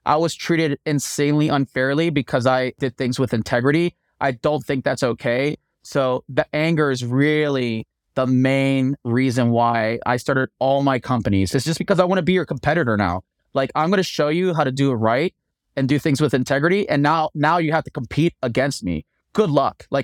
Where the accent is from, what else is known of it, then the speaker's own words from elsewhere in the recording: East Coast, United States; now in Denver, United States; Because I come from East Coast, we want everything done yesterday, and I took that East Coast work ethic. I brought it to Denver.